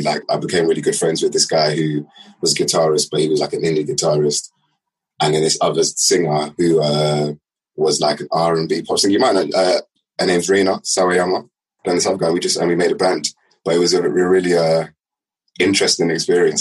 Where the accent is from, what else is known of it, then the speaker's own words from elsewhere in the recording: London, United Kingdom; I left West London